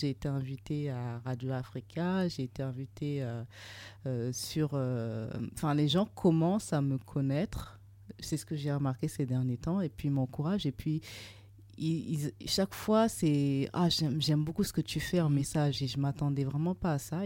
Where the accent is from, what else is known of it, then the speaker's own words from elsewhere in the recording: Burkina Faso; moved away; also born or lived in Trouville, Normandy, France; Je suis originaire du Burkina Faso